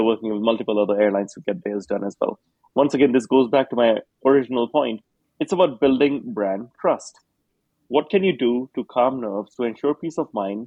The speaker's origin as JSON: {"language": "English", "country": "Singapore", "tie": "born or raised there", "said": "I grew up in Singapore"}